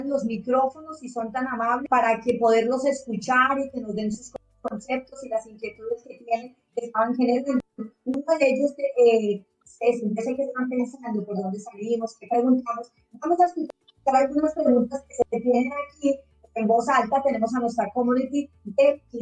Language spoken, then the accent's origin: Spanish; Chile; Yo quisiera ser parte, pero soy chileno.